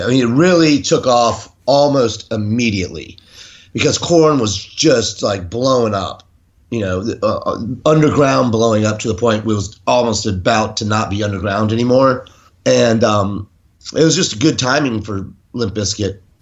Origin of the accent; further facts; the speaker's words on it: Jacksonville, Florida, United States; I'm from Jacksonville, Florida, originally